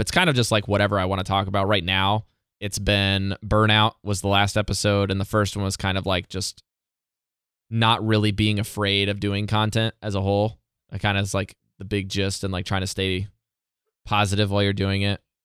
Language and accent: English; Indiana, United States; moved away as an adult; now in Yamaguchi, Japan; my home state